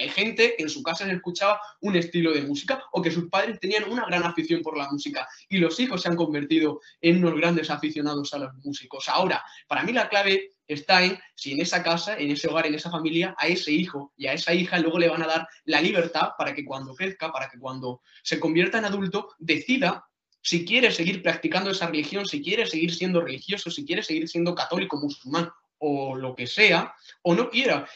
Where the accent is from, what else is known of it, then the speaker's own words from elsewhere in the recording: Jaén, Andalusia, Spain; Yo soy de, de Ueda, de Jaén